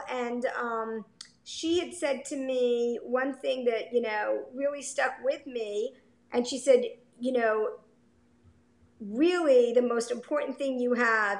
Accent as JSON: {"language": "English", "town": "Coral Springs", "region": "Florida", "country": "United States", "tie": "born or raised there", "also_born_or_lived": "Binghamton, New York / Chicago", "moved": "as an adult", "said": "We were there for 5 years and loved it. And and then moved home actually, because I grew up down here. I grew up in Coral Springs."}